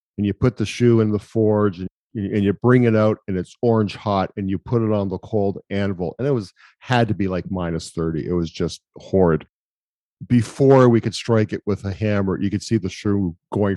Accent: Montreal, Quebec, Canada; I grew up in Montreal

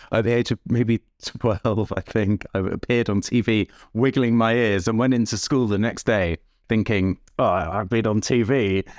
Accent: London, United Kingdom; also born or lived in Bushey Heath / Tokyo; I grew up in Jewish Northwest London

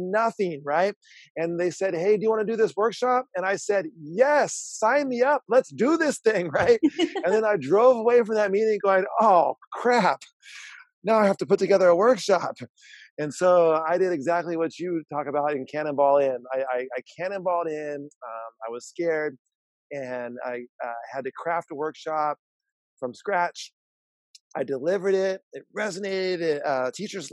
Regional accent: San Diego, California, United States; I'm from San Diego, California

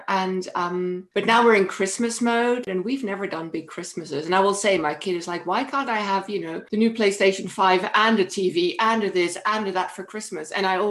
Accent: Netherlands; we're Dutch.

